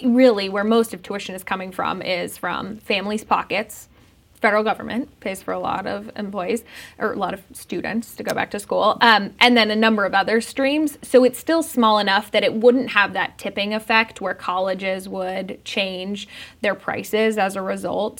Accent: Denver, Colorado, United States; I grew up in Denver.

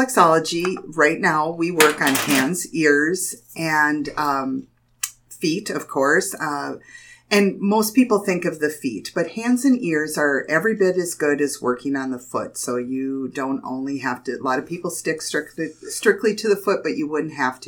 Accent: Jamestown, North Dakota, United States; I've been born and raised in Jamestown. I've lived here in Jamestown, North Dakota my whole life.

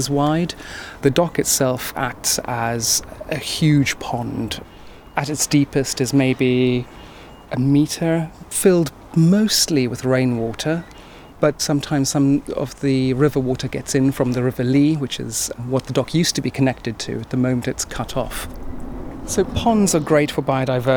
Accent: South Africa; now in Bethnal Green, London, United Kingdom; I was born in South Africa and, you know, my childhood was spent running through the veld

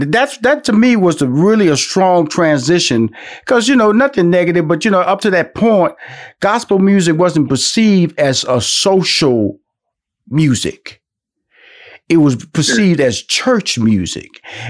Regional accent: Houston, Texas, United States; I know that I'm from Houston, Texas

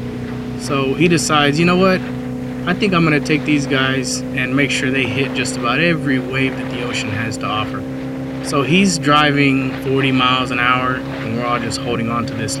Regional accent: Dallas, Texas, United States; I'm from Dallas, Texas

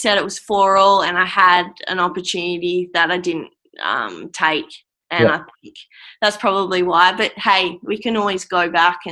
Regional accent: Australia; how damn lucky we are to be from Australia

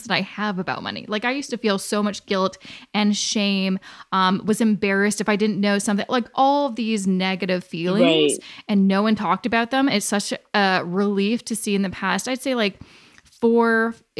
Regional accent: Canada; I was born and raised in Canada and had a pretty easy life

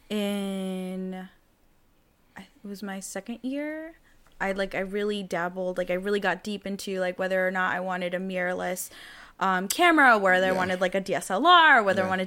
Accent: Jacksonville, North Carolina, United States; I come from Jacksonville, North Carolina.

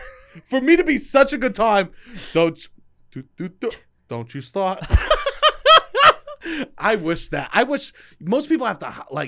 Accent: New York, United States; I go, we're from New York. It's legal there.

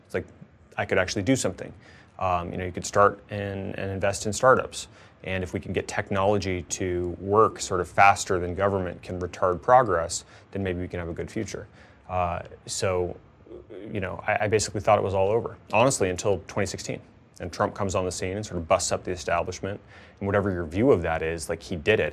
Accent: Tucson, Arizona, United States; my hometown congressman in Tucson, when I was growing up

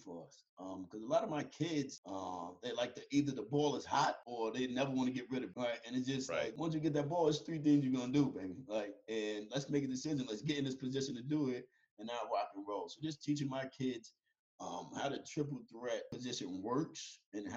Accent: Yonkers, New York, United States; he's from my hometown

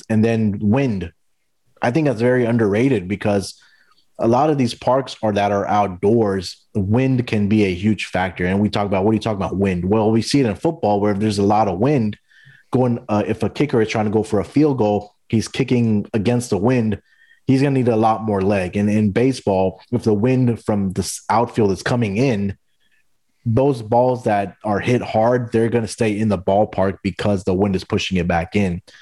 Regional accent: Houston, Texas, United States; And being in Houston, I also follow the Astros because it's my hometown team, also.

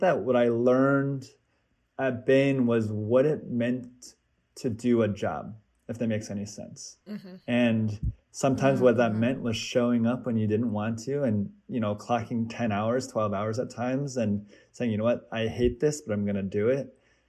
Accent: Kansas, United States; also born or lived in Seattle, Washington; I am Korean American. I was actually born in Seattle, Washington, but moved around quite a bit and spent most of my childhood actually growing up in Kansas, which is rare.

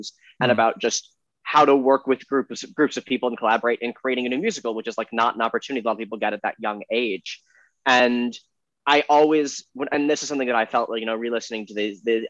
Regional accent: Chicago, Illinois, United States; I grew up on the North Shore of Chicago in the North Suburbs

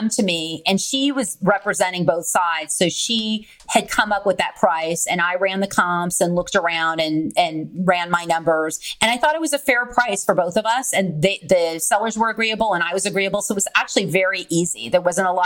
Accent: California, United States; now in San Antonio, United States; Property taxes are very high here. But I came from California, so nothing's that expensive.

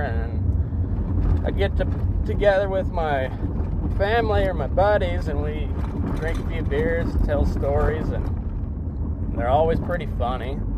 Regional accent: High Plains, southeast Colorado, United States; moved away as an adult; now in Nevada, United States; I grew up in the High Plains, southeast Colorado.

